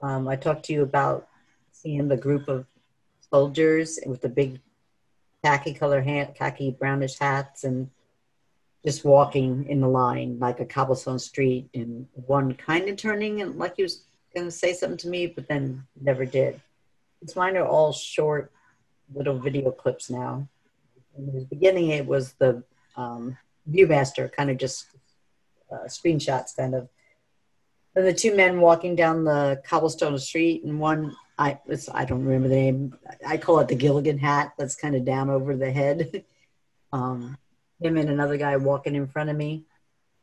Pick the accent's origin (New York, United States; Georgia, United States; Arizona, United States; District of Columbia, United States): New York, United States; also born or lived in California; I was born in California and then moved to New York.